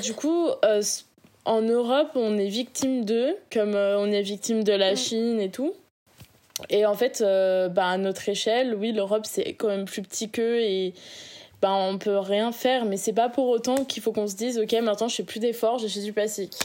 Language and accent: French; Réunion; now in France; je viens de l'île de la Réunion